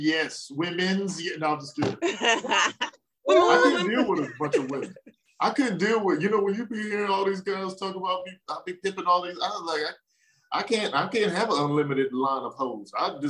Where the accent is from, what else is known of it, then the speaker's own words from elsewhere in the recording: Killeen, Texas, United States; also born or lived in Washington, D.C. / Maryland / Arlington / Houston; I was born in Washington, D.C. And I was in Maryland till like 9. And then my family from Texas, my father got stationed in Texas, and I lived in Killeen. And, you know, Killeen is home.